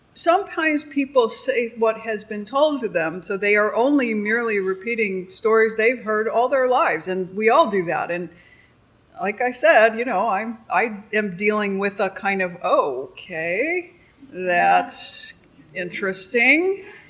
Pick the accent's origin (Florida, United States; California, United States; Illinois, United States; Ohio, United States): Illinois, United States; Chicago; I'm, I'm from Chicago